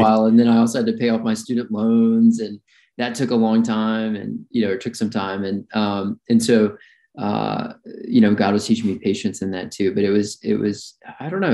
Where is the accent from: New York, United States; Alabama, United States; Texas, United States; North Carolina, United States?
Alabama, United States; Birmingham; I grew up in Alabama, Birmingham, Alabama